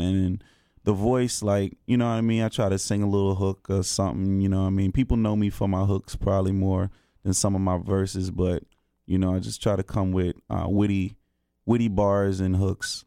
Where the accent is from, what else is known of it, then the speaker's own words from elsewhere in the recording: Greensboro, North Carolina, United States; from Greensboro originally